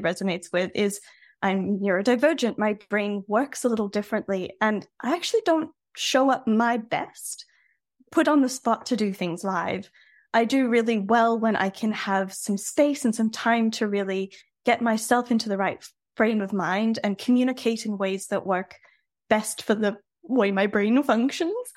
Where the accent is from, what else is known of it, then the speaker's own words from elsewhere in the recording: Australia; now in France; I'm an Aussie originally